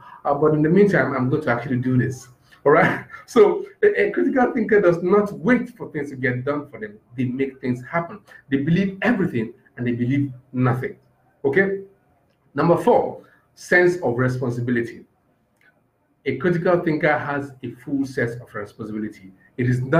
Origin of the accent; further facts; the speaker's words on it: Nigeria; I'm just a Nigerian